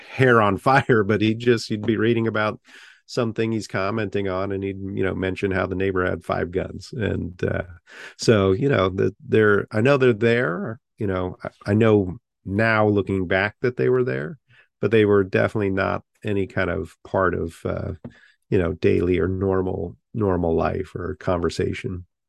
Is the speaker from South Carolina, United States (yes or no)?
no; Half Moon Bay, California, United States; moved away as an adult; also born or lived in Tachikawa, Japan / South Bend, Indiana; now in Winston-Salem, United States; Half Moon Bay was the name of the town I grew up